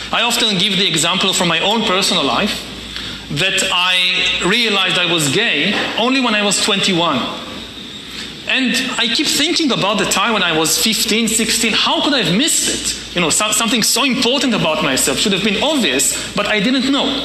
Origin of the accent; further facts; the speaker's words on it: Wilmington, Delaware, United States; Uh, I'm from Wilmington, Delaware.